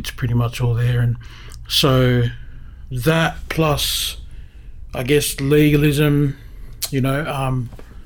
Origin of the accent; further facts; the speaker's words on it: Sydney, New South Wales, Australia; we grew up in Crow's Nest. We kind of grew up at like Clifton Gardens, which is down Mossman Way near Balmoral